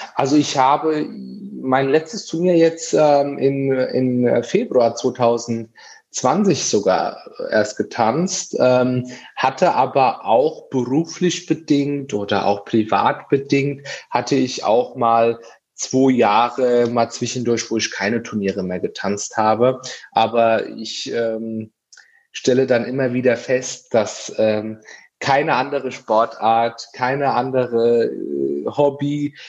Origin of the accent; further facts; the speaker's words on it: Aschaffenburg, Bavaria, Germany; ich komme aus Aschaffenburg